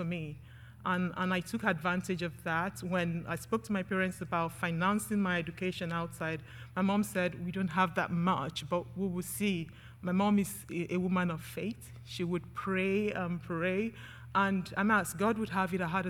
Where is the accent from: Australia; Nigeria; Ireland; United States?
Nigeria; moved away as an adult; now in United Kingdom; I grew up in Nigeria